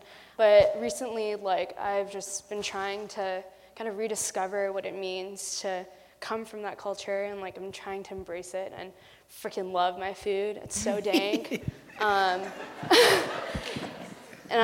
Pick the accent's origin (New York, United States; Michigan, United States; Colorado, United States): New York, United States; New York City; So I'm from Queens, born and raised, and growing up it was really weird for me. I never really, like, could fully identify as an American or Korean, or I didn't know what it, like, meant to be a Korean American.